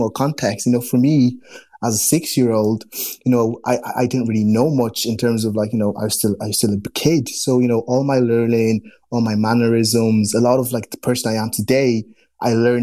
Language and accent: English; Dundalk, Leinster, Ireland; moved away as an adult; also born or lived in United Kingdom; now in Dublin, Ireland; I grew up in Dundalk, which was a lovely experience